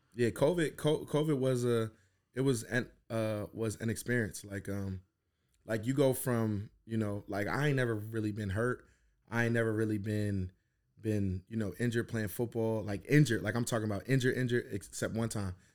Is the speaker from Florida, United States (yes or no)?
no; New Jersey, United States; moved away as an adult; also born or lived in Philadelphia; I grew up in Jersey and I went to Philly